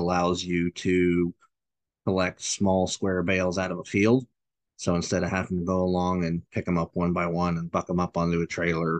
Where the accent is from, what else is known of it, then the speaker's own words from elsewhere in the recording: Tumalo, Oregon, United States; I grew up on a dairy farm in Tumalo